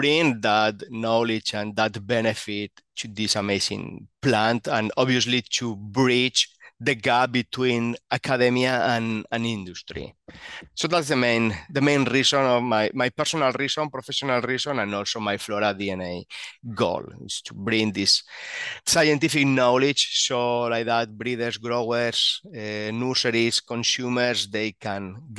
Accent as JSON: {"language": "English", "country": "Spain", "said": "So let me start about my origins. I'm actually from Spain."}